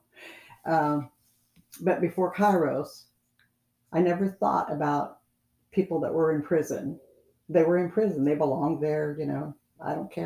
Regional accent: California, United States; I was from California

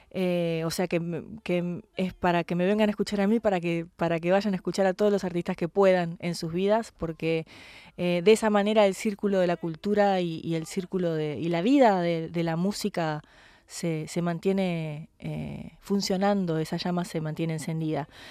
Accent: Argentina; Como artista extranjera, como artista latinoamericana, eh, como artista argentina

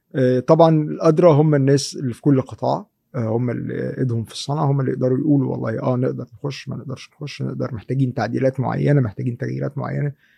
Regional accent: Egypt; عندنا في مصر

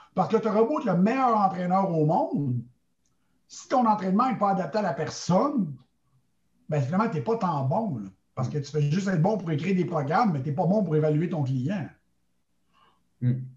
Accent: Montreal, Quebec, Canada; je suis originaire de Montréal, au Québec.

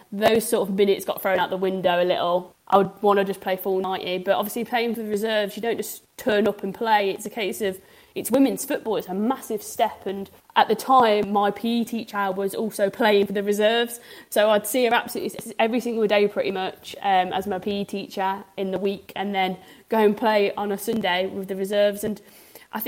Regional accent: Coventry, West Midlands, United Kingdom; I've been born and raised in Coventry

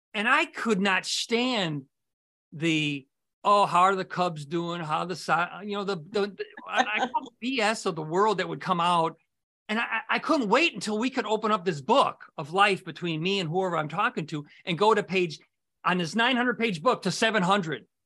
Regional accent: Morton Grove, Illinois, United States; I grew up in Morton Grove as well.

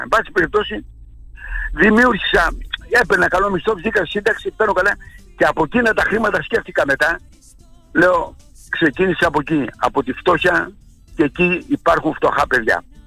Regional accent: Greece; moved away as an adult; also born or lived in Athens; όταν κατέβαινα στη Σταυρούπουλη από το χωριό μου

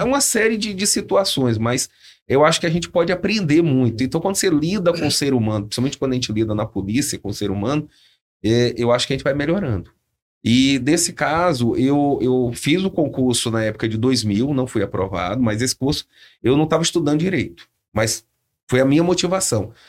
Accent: Salvador, Bahia, Brazil; accent: Bahian; moved away as an adult; also born or lived in Campinas (Viracopos); now in São José dos Campos, Brazil; Que sou de Salvador

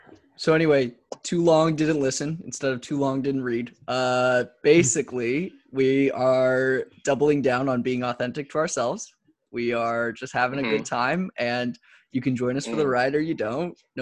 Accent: Los Angeles, California, United States; Oh, I'm from Eagle Rock, like specifically in LA.

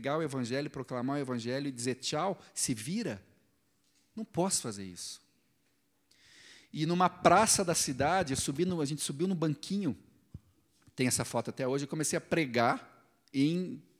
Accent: Curitiba, Paraná, Brazil; sou aqui mesmo de Curitiba, sou missionário.

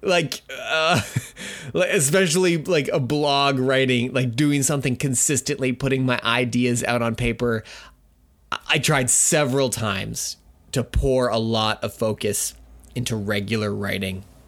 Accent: Canada; I'm Canadian

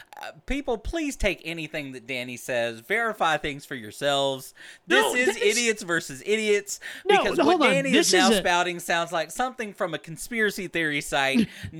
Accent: Texas, United States; I came from Texas clay. I was born in Texas, raised in Texas, and my parents are in this Texas earth

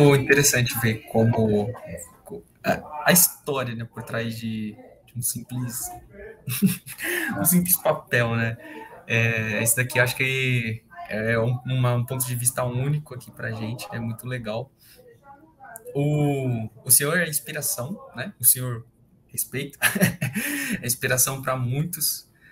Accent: Brazil; a gente como brasileiro

